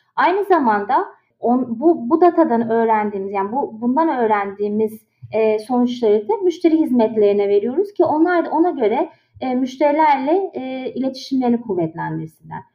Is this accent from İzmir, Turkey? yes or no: no; Istanbul, Turkey; moved away as an adult; also born or lived in Boston, United States; now in Washington, D.C., United States; İstanbul'da doğdum, büyüdüm.